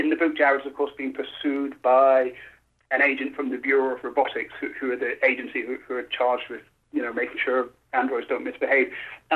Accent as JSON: {"language": "English", "country": "United Kingdom", "moved": "as an adult", "lives_now": "Los Angeles, United States", "said": "I'm British"}